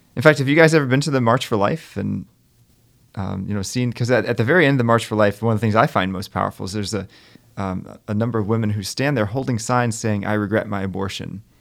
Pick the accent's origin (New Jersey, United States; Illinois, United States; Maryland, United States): Maryland, United States; now in Stamford, United States; I was at a pro-life rally in, in my hometown in Maryland